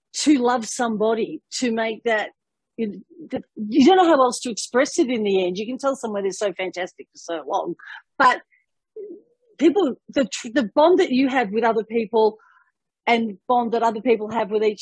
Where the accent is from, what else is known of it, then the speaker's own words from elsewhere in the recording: Melbourne, Victoria, Australia; moved away; Melbourne, Australia, my hometown